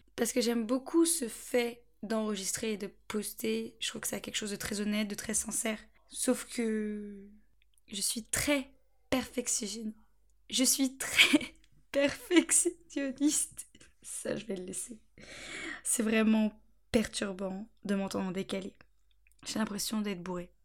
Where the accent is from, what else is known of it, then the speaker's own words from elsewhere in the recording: Angers, Pays de la Loire, France; moved away as an adult; also born or lived in Beaufort-en-Vallée; now in Bordeaux, France; Je suis d'Angers, je suis angevine. J'ai toujours euh, vécu à Angers, enfin, à la campagne, autour d'Angers